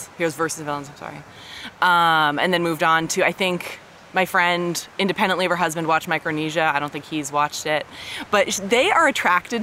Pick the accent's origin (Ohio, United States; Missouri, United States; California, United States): California, United States; Palo Alto; now in Los Angeles, United States; I'm from Palo Alto originally